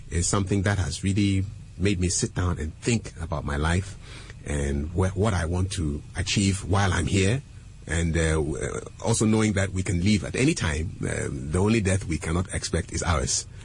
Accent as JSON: {"language": "English", "country": "Ghana", "also_born_or_lived": "Burkina Faso", "said": "I was born in Burkina, but I'm a Ghanaian."}